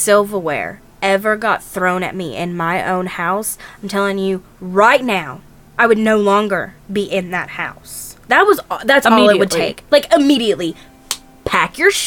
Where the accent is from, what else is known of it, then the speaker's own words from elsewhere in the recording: North Carolina, United States; we are from North Carolina